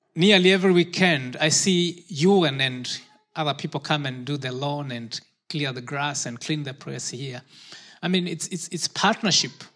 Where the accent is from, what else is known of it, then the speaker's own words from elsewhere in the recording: Kenya; moved away; I was born in Kenya